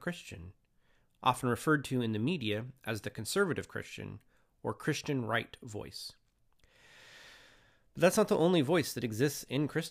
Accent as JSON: {"language": "English", "town": "Moses Lake", "region": "Washington", "country": "United States", "tie": "born or raised there", "also_born_or_lived": "Spokane, Washington", "lives_now": "Longview, United States", "said": "I was born and raised in Moses Lake, Washington"}